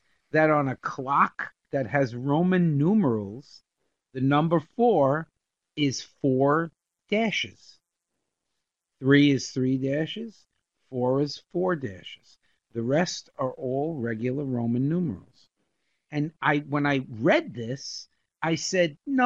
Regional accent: New York, United States; we grew up in New York.

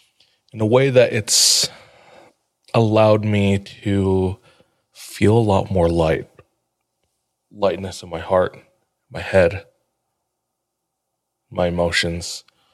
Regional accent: Southwest, United States; True. No, I'm from the Southwest. Do you remember that?

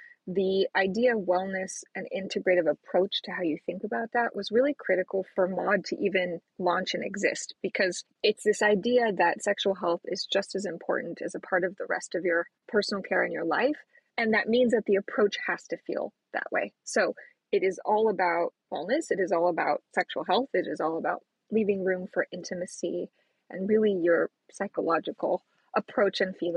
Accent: New Mexico, United States; I was born in New Mexico

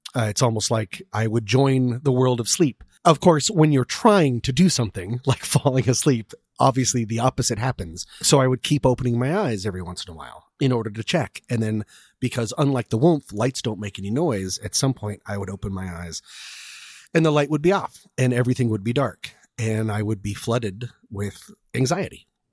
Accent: Boulder, Colorado, United States; also born or lived in Washington, D.C. / Vienna, Virginia; now in Los Angeles, United States; I was born in Washington, D C, lived in Vienna, Virginia, and in fourth grade moved to Boulder, Colorado, and now I live here in Los Angeles

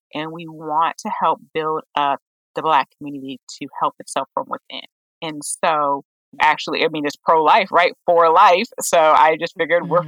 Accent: Oberlin, Ohio, United States; I'm originally from Oberlin, Ohio, and we do a lot of work when it comes to racial justice

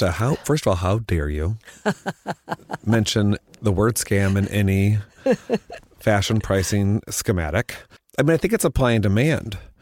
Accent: Missouri, United States; now in New York, United States; I'm from Missouri.

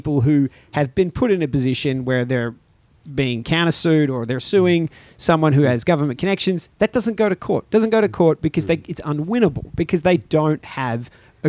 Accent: Australia; also born or lived in Shanghai; now in Hong Kong; I come from Australia

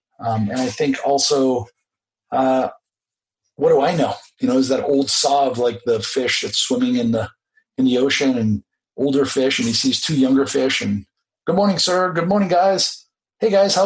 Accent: Boston, Massachusetts, United States; moved away as an adult; now in Beijing, China; my hometown of Boston

